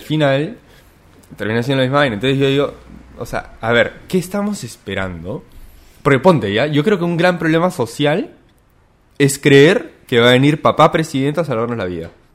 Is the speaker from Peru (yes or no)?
yes; Peru